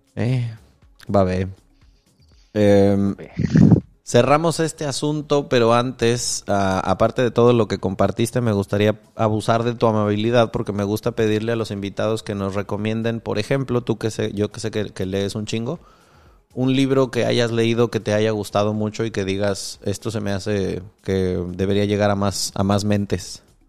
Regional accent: Michoacán, Mexico; yo crecí en Michoacán

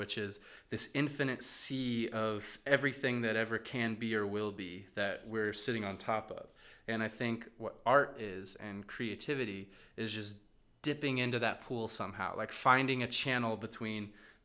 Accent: Midwest, United States; now in Chicago, United States; we're from the Midwest

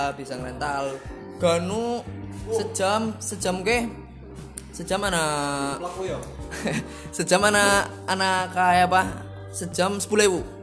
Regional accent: Sidabowa, Central Java, Indonesia; born or raised there

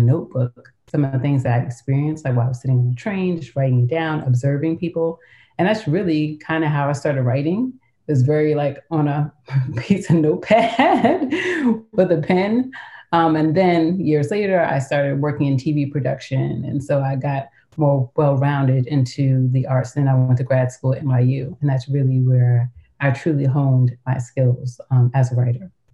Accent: New York, United States; I grew up in New York, um, and so at a young age, I was kind of recruited to model

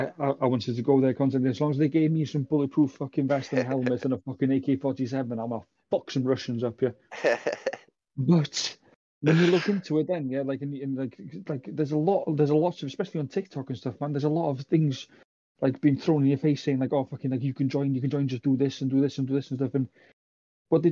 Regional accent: United Kingdom; I'm British

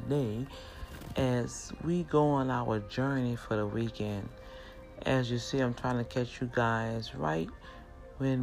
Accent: New Orleans, Louisiana, United States; accent: New Orleans; when native New Orleans speak and they get excited and just want to just shout out to the world that life is good, we speak kind of fast.

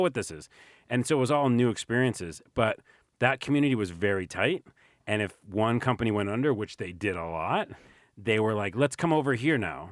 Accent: New York City, New York, United States; I'm from New York.

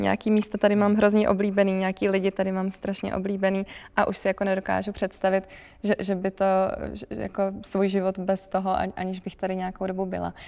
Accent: Prague, Czechia; moved away as an adult; now in Ústí nad Labem, Czechia; já jsem teda původně z Prahy

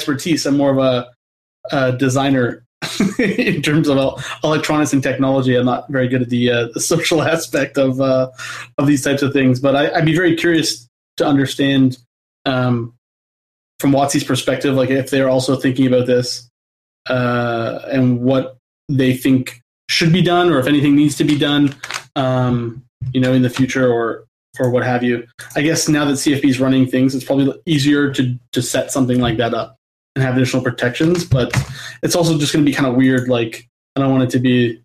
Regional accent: Canada; I'm Canadian

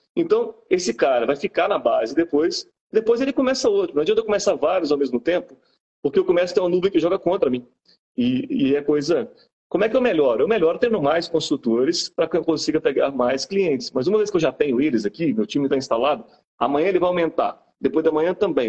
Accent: Bahia, Brazil; also born or lived in Belo Horizonte, Minas Gerais; now in Juiz de Fora, Brazil; mineiro de BH, sou mineiro de BH, fui criado na Bahia

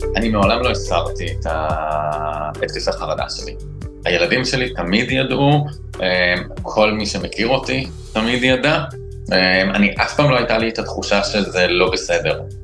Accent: Israel; אני מושבניק

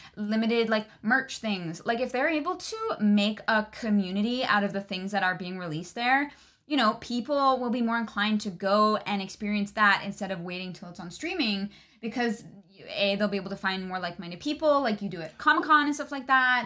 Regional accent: Canada; I'm Canadian

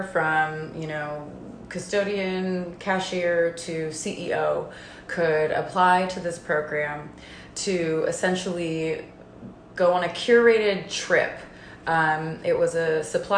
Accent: Concord, California, United States; also born or lived in Martinez, California / Bay Area; now in Monterey, United States; I'm originally from the Bay Area, and I keep it vague like that because I've lived all over the Bay Area and have spent a very decent amount of time in every section of it, but I technically grew up between Concord and Martinez, California in Contra Costa County of the East Bay.

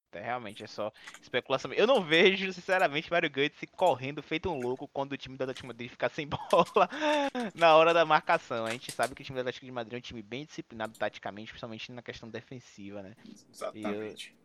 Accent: Bahia, Brazil; a gente é da Bahia, né? A gente mora em Salvador.

